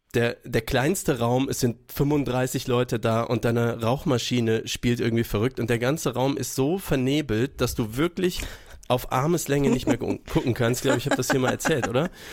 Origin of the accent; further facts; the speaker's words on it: Würzburg, Bavaria, Germany; Würzburg ist ja meine Geburtsstadt